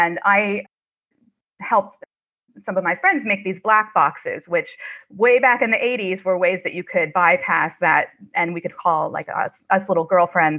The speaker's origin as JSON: {"language": "English", "region": "Ohio", "country": "United States", "said": "that is where I'm from. I'm from Ohio."}